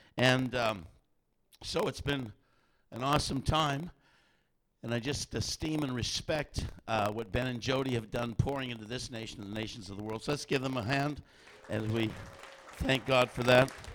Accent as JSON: {"language": "English", "country": "Canada", "said": "we're from Canada"}